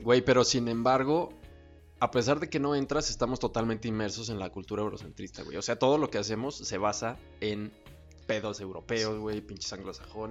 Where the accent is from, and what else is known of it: Mexico